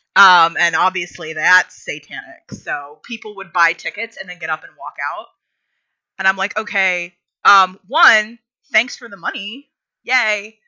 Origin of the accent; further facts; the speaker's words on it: rural Pennsylvania, United States; when I was growing up, and again, rural Pennsylvania